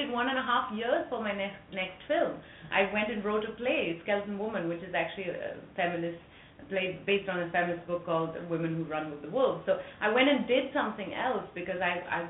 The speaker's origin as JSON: {"language": "English", "town": "Periyamudaliya Chavadi", "region": "Tamil Nadu", "country": "India", "tie": "born or raised there", "said": "I am this white girl born and raised in Tamil Nadu in a small village called Periyamudaliya Chavadi. You know, speaking fluent Tamil."}